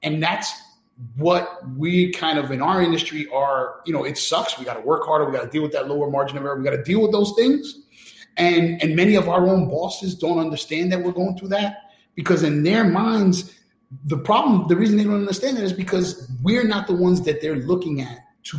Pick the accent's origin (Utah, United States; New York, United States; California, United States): New York, United States; New York City; I grew up in New York City where Malcolm X was praised as a hero in school.